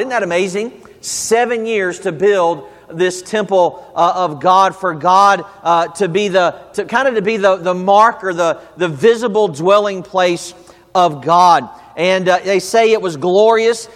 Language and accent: English; the South, United States; I'm from the South. We say Haggai.